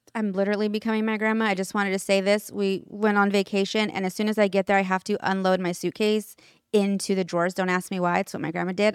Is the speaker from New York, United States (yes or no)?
no; Sacramento, California, United States; It's funny you said Sacramento right now because that's where I'm from